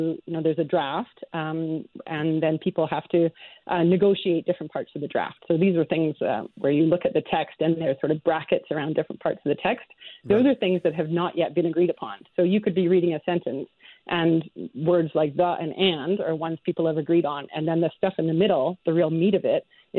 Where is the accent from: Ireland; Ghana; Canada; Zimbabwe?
Canada; as a Canadian As a scientist